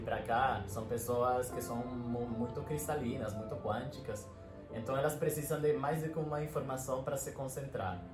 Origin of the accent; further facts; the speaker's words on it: Venezuela; Portuguese is a second language; moved away; eu sou venezuelano